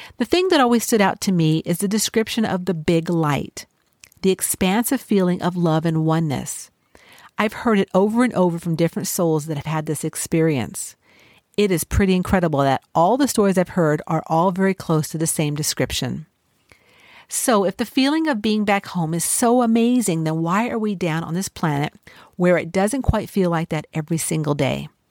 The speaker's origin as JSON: {"language": "English", "town": "Los Angeles", "region": "California", "country": "United States", "tie": "born or raised there", "said": "I grew up in the City of Angels"}